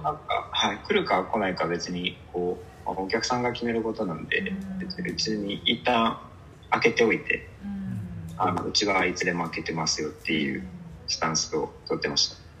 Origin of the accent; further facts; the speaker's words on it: Fukuoka, Japan; 僕ずっと福岡なので、うん、地元福岡出身で福岡でずっと就職もあの学校も就職も福岡なので